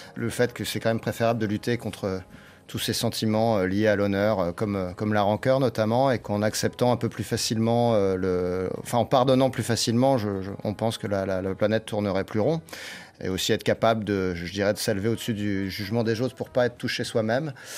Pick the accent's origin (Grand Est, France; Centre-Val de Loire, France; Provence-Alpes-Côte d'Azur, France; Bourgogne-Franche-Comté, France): Grand Est, France; Nancy; On vient de Nancy